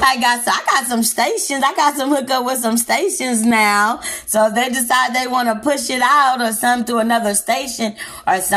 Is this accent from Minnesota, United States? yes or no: no; Texas, United States; I'm from the South, I'm from Texas.